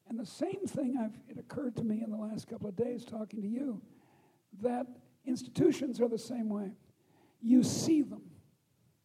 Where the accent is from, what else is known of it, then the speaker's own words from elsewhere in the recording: Chicago, Illinois, United States; also born or lived in Boston; I come from Chicago.